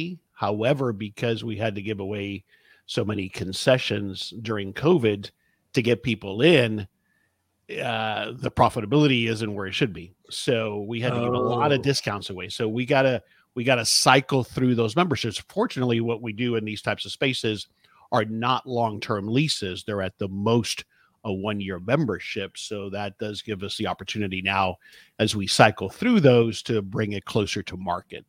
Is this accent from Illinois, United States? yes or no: no; South Florida, United States; moved away as an adult; I grew up in South Florida. I'm a son of Cuban immigrants.